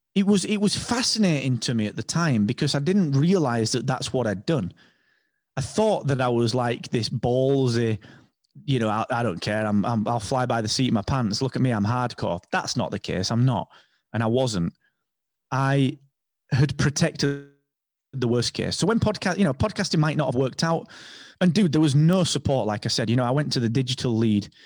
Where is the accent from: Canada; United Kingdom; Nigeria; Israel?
United Kingdom; England; I'm English